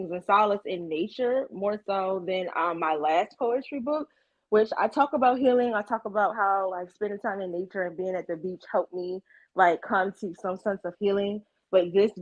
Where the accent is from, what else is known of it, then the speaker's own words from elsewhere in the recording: Ocean City, Maryland, United States; moved away; I'm originally from the Eastern Shore of Maryland. Like I grew up like a few miles away from Ocean City